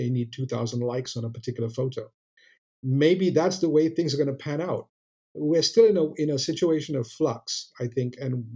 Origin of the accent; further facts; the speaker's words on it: Malaysia; I'm not American, I'm Malaysian